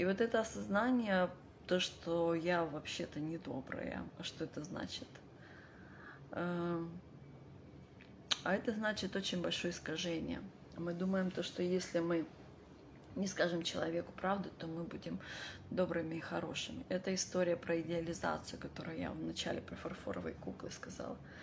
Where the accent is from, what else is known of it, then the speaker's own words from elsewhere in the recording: Vladivostok, Primorsky Krai, Russia; moved away; я родилась в Владивостоке и очень долго жила за рубежом